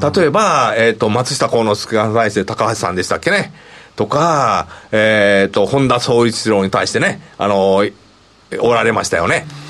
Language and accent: Japanese; Kansai, Japan; accent: Kansai-ben; だいぶちょっと関西弁出てるんですけど